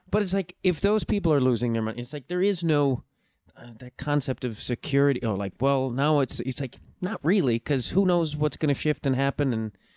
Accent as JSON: {"language": "English", "town": "Chicago", "region": "Illinois", "country": "United States", "tie": "born or raised there", "also_born_or_lived": "New York", "moved": "as an adult", "lives_now": "Los Angeles, United States", "said": "I grew up outside Chicago and then lived in Chicago for like mm, fifteen something years."}